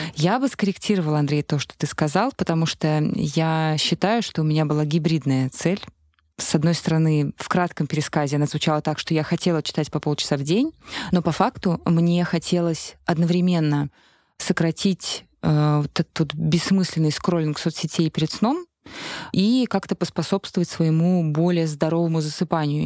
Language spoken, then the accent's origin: Russian; Khimki, Moscow Oblast, Russia; moved away; я сама из Химок, но теперь там не живу.